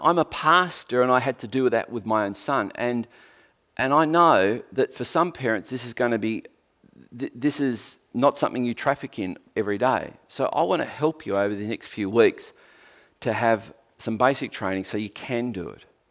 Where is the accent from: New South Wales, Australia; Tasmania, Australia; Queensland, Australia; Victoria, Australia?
Tasmania, Australia